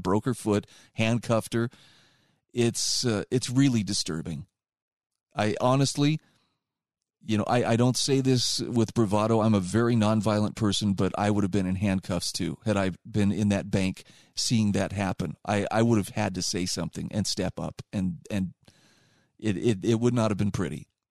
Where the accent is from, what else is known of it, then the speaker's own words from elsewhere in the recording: Utah, United States; my home state of Utah